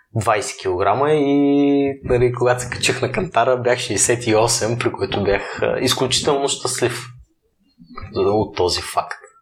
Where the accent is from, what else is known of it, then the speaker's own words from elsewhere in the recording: Burgas, Burgas Province, Bulgaria; moved away; аз съм от Бургас родом